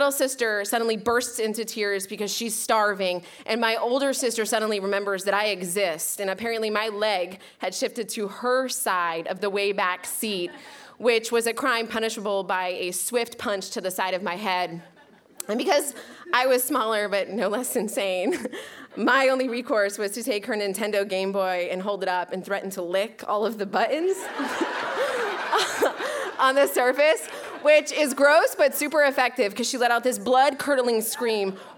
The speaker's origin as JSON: {"language": "English", "town": "Newburyport", "region": "Massachusetts", "country": "United States", "tie": "born or raised there", "said": "my hometown of Newburyport, Massachusetts"}